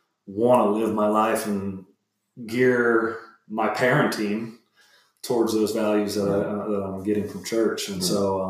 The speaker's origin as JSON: {"language": "English", "town": "Fort Myers", "region": "Florida", "country": "United States", "tie": "born or raised there", "said": "I grew up in Fort Myers, Florida."}